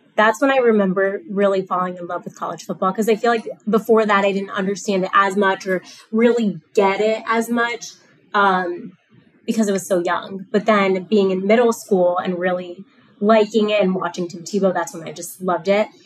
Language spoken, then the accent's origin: English; South Florida, United States; moved away; I grew up in South Florida